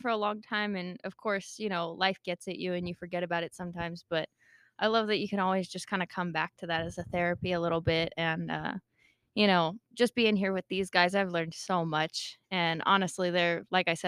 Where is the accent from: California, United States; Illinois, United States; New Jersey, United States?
California, United States; Lytle Creek; I grew up in Lytle Creek, California.